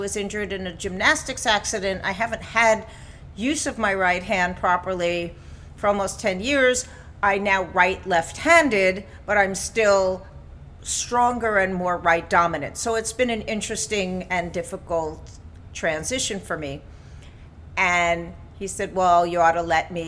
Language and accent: English; New York, United States; I grew up in New York in a medically dominated family